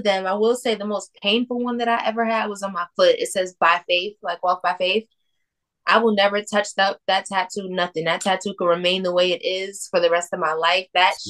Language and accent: English; New Jersey, United States